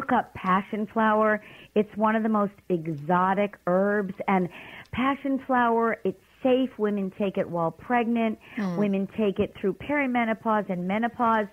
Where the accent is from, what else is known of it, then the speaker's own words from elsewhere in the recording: New York City, New York, United States; I'm from Brooklyn